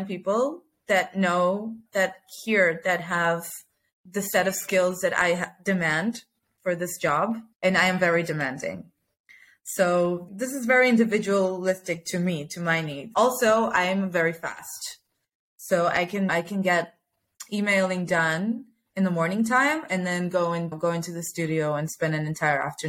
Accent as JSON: {"language": "English", "country": "United States", "tie": "born or raised there", "moved": "yes", "lives_now": "Israel", "said": "I grew up in America"}